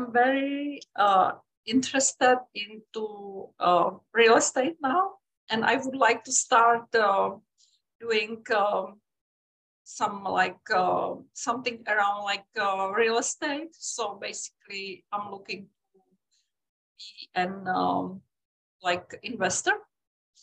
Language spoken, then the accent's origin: English; Czechia; moved away as an adult; also born or lived in Europe; now in United States; I am from Czech Republic originally